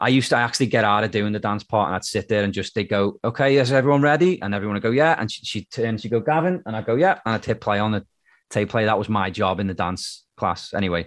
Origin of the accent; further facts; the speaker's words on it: Birkenhead, North West England, United Kingdom; also born or lived in Liverpool, United Kingdom; now in Canada; So it may as well be Liverpool, but technically it's not. So, but no one's ever heard of Birkenhead, which is where I'm from.